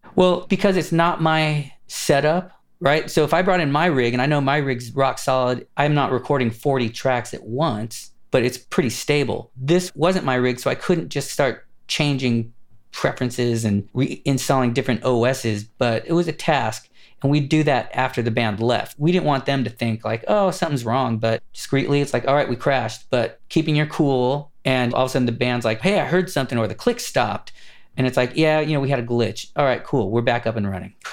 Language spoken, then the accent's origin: English; Los Angeles, California, United States; I grew up in Los Angeles, California, kind of studio city and then Burbank